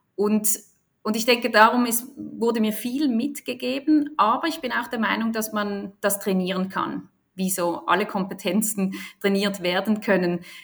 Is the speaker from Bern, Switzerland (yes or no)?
no; Basel, Basel-Stadt, Switzerland; ich bin aus Basel, in Basel geboren und aufgewachsen